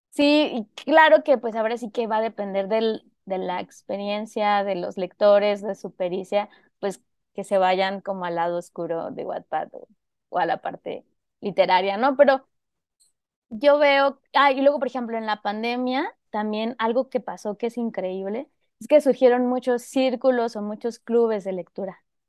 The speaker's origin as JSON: {"language": "Spanish", "town": "Zihuatanejo", "region": "Guerrero", "country": "Mexico", "tie": "born or raised there", "also_born_or_lived": "Mexico City", "moved": "yes", "lives_now": "Guadalajara, Mexico", "said": "yo en realidad soy de Cihuatanejo Guerrero, que Cihuatanejo es un pueblo costero de, Guerrero y allí pasé parte de mi infancia"}